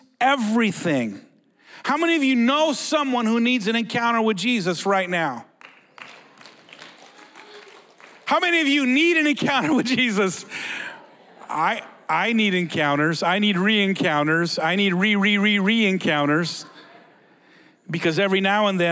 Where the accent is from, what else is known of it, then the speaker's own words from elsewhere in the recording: United States; We're from Mexico. I was born in the U.S.